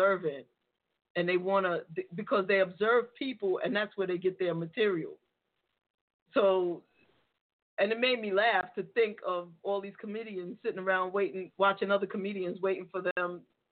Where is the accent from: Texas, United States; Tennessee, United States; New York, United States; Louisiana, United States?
New York, United States; New York City; I'm from the Bronx, so I grew up on playing spades